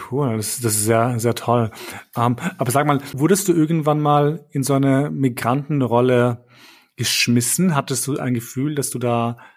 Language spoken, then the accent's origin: German; Vienna, Austria; moved away as an adult; also born or lived in Kosovo; now in Berlin, Germany; ich bin Wiener, also im Herzen bin ich Wiener, also kein Urwiener, aber ich bin halt hier, also in Wien aufgewachsen.